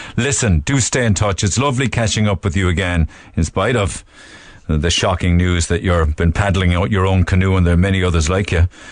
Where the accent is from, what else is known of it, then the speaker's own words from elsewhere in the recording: Ireland; we as Irish people